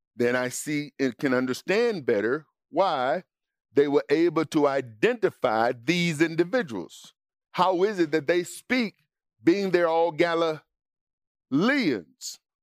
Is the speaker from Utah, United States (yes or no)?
no; Mississippi, United States; growing up in Mississippi